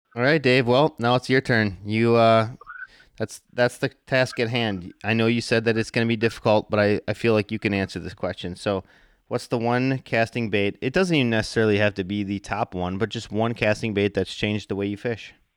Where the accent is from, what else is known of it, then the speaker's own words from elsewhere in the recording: Wisconsin, United States; I am from Wisconsin